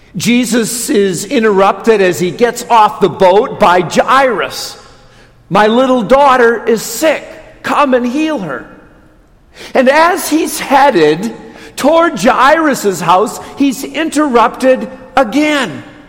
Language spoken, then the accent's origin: English; Watertown, Wisconsin, United States; moved away; I grew up in Watertown